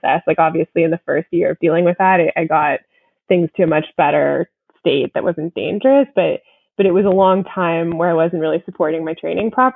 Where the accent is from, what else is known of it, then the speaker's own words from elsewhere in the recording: Canada; I am a pro from Canada